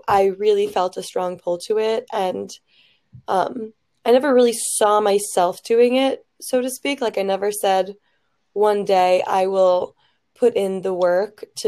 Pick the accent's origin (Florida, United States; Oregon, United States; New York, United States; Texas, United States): Florida, United States; Fort Lauderdale; moved away as an adult; now in Michigan, United States; I'm originally from Fort Lauderdale, Florida